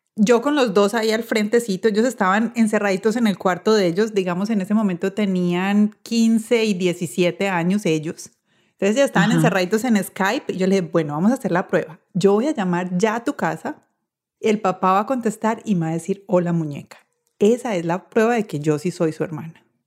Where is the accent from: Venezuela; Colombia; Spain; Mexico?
Colombia; Medellín, Antioquia; Yo soy de Medellín